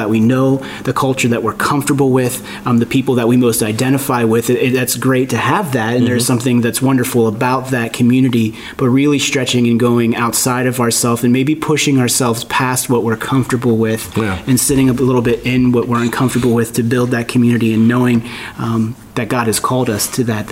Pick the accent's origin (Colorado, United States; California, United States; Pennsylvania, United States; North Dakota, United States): Pennsylvania, United States; Pittsburgh; growing up in Pittsburgh